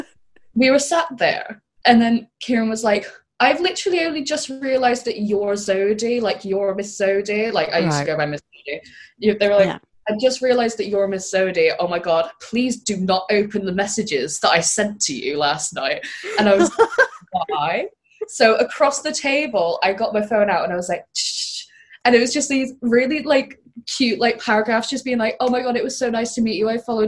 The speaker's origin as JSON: {"language": "English", "town": "Banff", "region": "Scotland", "country": "United Kingdom", "tie": "born or raised there", "also_born_or_lived": "Aberdeen / Cornwall", "moved": "yes", "lives_now": "Birmingham, United Kingdom", "said": "I was born in Aberdeen and then I lived like an hour north, like on the coast of this little town called Banff."}